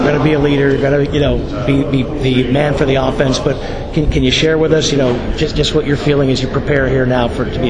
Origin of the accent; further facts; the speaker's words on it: Princeton, New Jersey, United States; I grew up in Princeton.